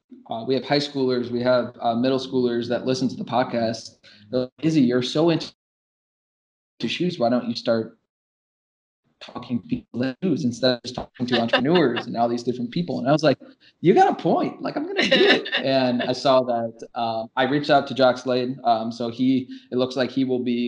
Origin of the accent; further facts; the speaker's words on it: Chicago, Illinois, United States; now in Milwaukee, United States; I grew up in Chicago